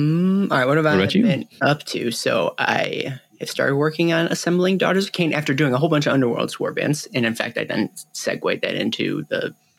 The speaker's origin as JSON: {"language": "English", "town": "Chicago", "region": "Illinois", "country": "United States", "tie": "born or raised there", "said": "I grew up in Chicago"}